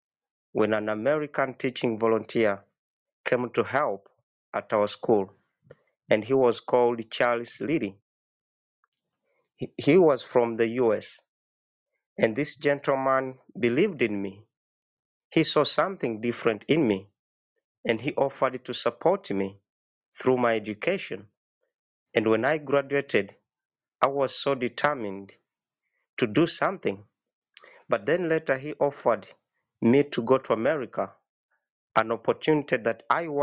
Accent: Uganda; from Uganda, and I'm the founder of the Rondiri Foundation Uganda.

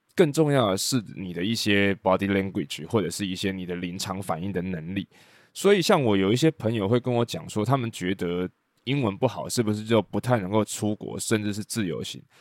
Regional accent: Taiwan; 我们在台湾

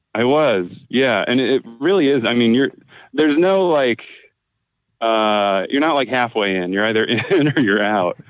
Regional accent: Midwest, United States; I'm from the Midwest, so not a particularly Catholic part of the country

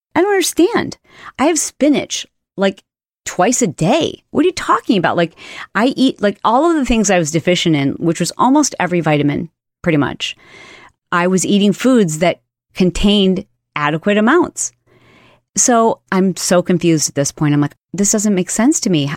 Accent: Michigan, United States; I grew up in Michigan

